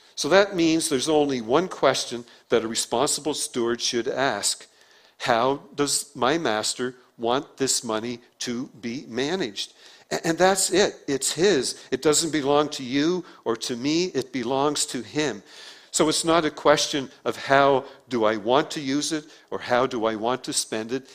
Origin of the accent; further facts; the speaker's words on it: Prince Edward Island, Canada; accent: PEI; my PEI accent because we say beg on PEI instead of bag